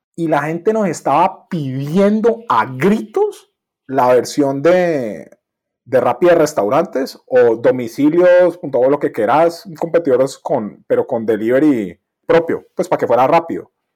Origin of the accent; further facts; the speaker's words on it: Colombia; yo soy colombiano